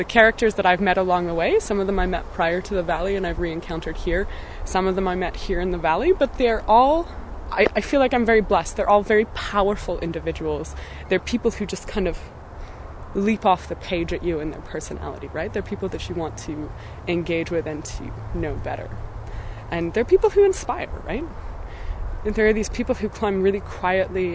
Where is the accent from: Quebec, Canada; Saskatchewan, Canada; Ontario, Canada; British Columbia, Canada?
British Columbia, Canada; Golden; I'm from Golden, BC, Canada